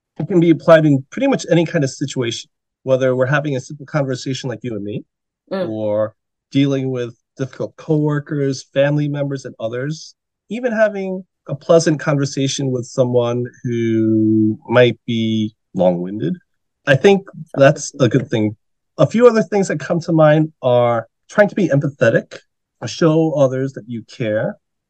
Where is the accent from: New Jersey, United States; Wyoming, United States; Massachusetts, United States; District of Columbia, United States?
New Jersey, United States; moved away as an adult; also born or lived in New York City / Washington, D.C. / Northern Virginia; now in Korea; I was born in New York City, lived there till about 9 years old. Then my family moved to New Jersey, where I grew up.